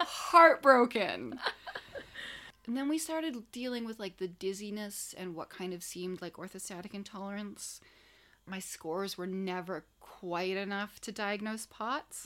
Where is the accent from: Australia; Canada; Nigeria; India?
Canada; I'm Canadian.